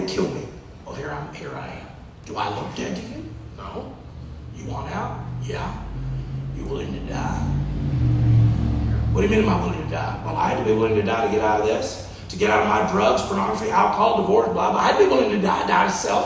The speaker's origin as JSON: {"language": "English", "region": "Texas", "country": "United States", "said": "I'm from Texas"}